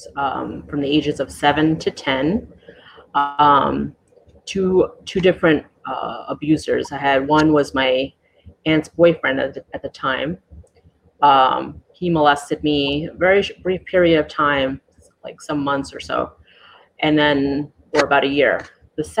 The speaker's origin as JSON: {"language": "English", "town": "New York City", "region": "New York", "country": "United States", "tie": "born or raised there", "moved": "as an adult", "lives_now": "Juno Beach, United States", "said": "I was born and raised in New York City."}